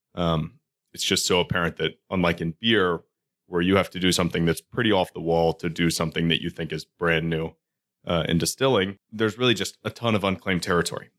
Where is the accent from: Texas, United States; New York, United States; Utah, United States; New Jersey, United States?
Texas, United States; Houston; now in Baltimore, United States; We grew up in Houston together.